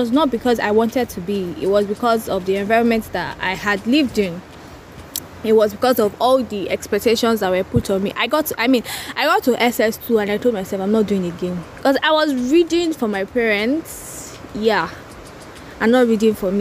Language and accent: English; Port Harcourt, Rivers State, Nigeria; also born or lived in Oyo State / Ile-Ife; I live in River State, Port Harcourt